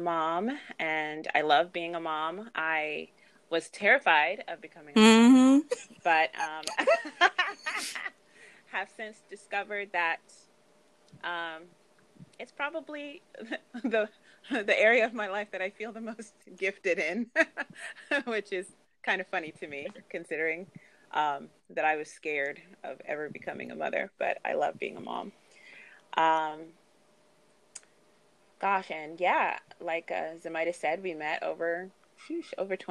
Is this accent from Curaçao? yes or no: no; United States; my parents are Nigerian, but I was born in the United States